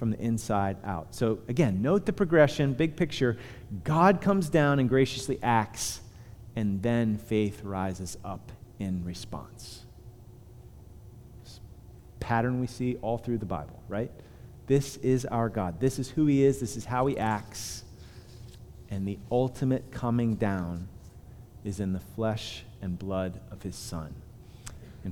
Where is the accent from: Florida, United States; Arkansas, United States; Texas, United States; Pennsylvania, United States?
Pennsylvania, United States; Punxsutawney; I'm from Punxsutawney